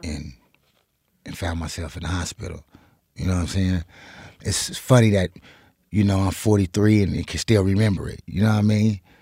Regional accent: Compton, California, United States; moved away as an adult; now in Reno, United States; I grew up in Cobbs, California

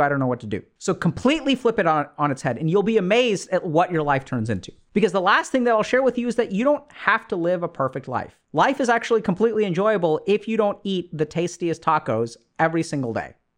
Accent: India; being Indian, is, you know, I come from a culture where arranged marriages happen.

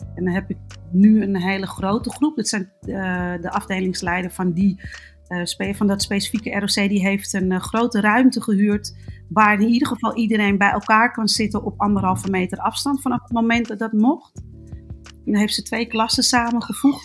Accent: Amsterdam, North Holland, Netherlands; ik ben geboren en getogen in Amsterdam

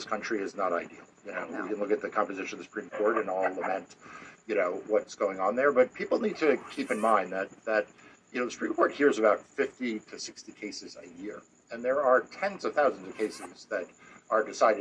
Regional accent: New York, United States; growing up in New York

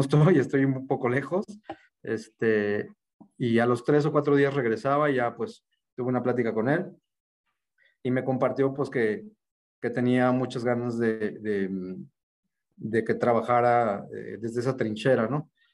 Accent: Mexico City, Mexico; moved away as an adult; also born or lived in Sonora; me regresé para mi tierra. Yo nací acá en la Ciudad de México

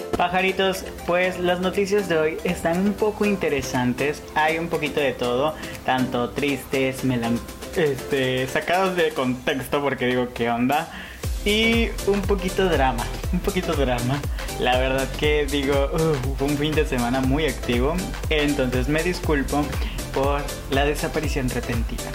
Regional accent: Tabasco, Mexico; siendo tabasqueño, en propio México me ven como un extranjero en Mérida

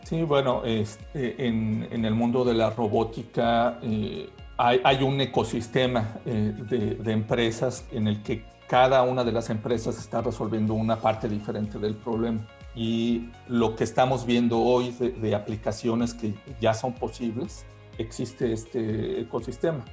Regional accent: Mexico; moved away as an adult; now in Berlin, Germany; somos tres mexicanos

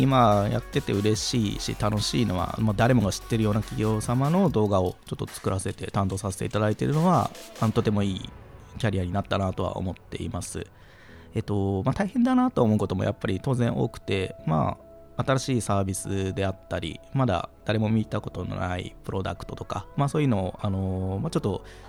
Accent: Goto Islands, Nagasaki, Japan; also born or lived in Aichi; now in Tokyo, Japan; 僕は五島列島というちょっとあの海に囲まれた、まあ、島というか、はい、長崎でもちょっと田舎の方に当たるところであの生まれました

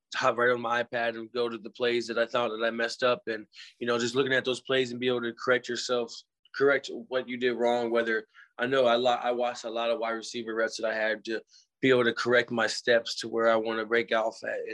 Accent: Missouri, United States; I was a hometown kid

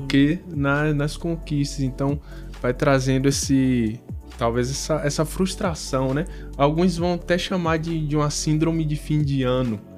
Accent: Bahia, Brazil; eu sou baiano

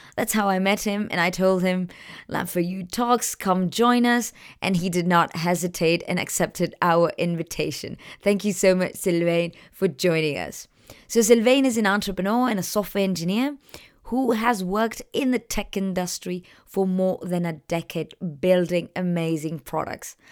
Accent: Chile; I'm from Chile

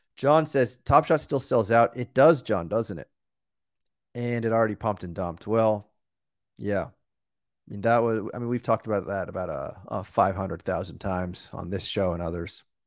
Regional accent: outside of Boston, Massachusetts, United States; moved away; also born or lived in New York; I was born and raised outside of Boston, but I lived in New York for last for well for 10 straight years.

